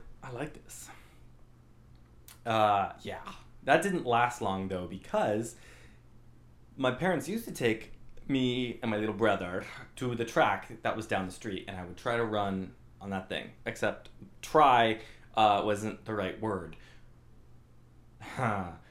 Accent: Albuquerque, New Mexico, United States; I grew up in New Mexico, Albuquerque, New Mexico.

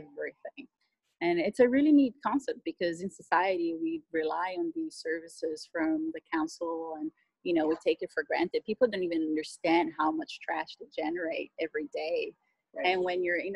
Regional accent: Miami, Florida, United States; moved away as an adult; also born or lived in Brazil / Australia; now in New Zealand; I grew up in Miami. I'm from Brazil originally

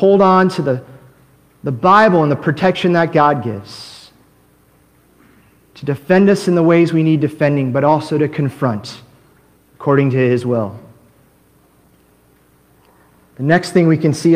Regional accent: United States; also born or lived in Korea; as an American, I came up there

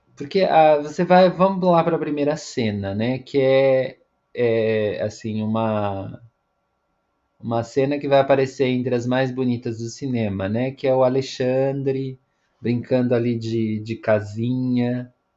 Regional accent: Brazil; now in São Paulo, Brazil; nós que somos brasileiros

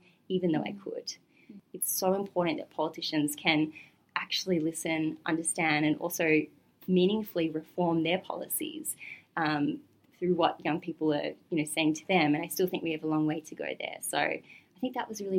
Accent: Gold Coast, Queensland, Australia; now in Melbourne, Australia; I was growing up on the Gold Coast

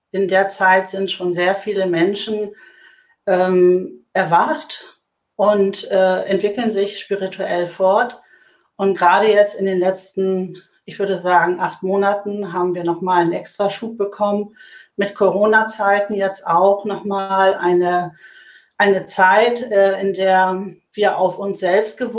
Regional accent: Hamburg, Germany; Ich bin äh, Hamburgerin, äh, Bankerin seit 30 Jahren

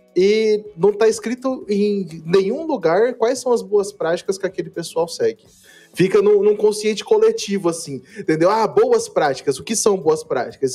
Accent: Campo Grande, Mato Grosso do Sul, Brazil; now in Curitiba, Brazil; eu sou originalmente né, de Campo Grande, Mato Grosso do Sul

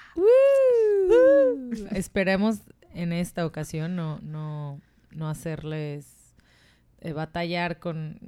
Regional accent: Mexico; de México

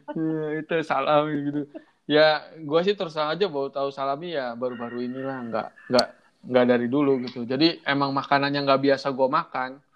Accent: Cirebon, West Java, Indonesia; accent: Cirebon; gue asli logat gue udah kayak gini udah Cirebon banget

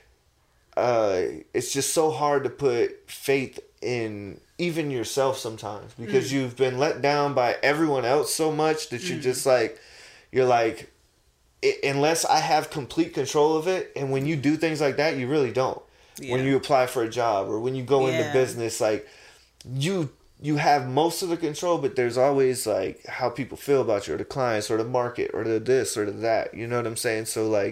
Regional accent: Goose Creek, South Carolina, United States; I'm from Charleston, but I'm not, I'm from Goose Creek

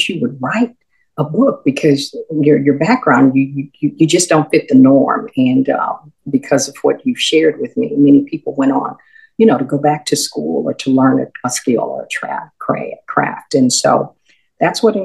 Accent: Houston, Texas, United States; I grew up in Houston. My mother was a native Houstonian

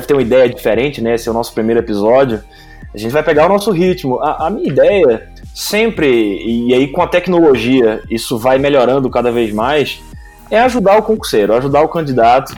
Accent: Recife, Pernambuco, Brazil; Eu sou pernambucano de Recife

